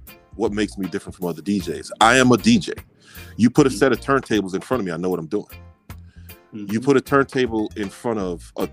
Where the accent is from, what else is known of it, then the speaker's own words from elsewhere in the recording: New York City, New York, United States; moved away as an adult; now in Texas, United States; I'm from New York. I'm a dude from Brooklyn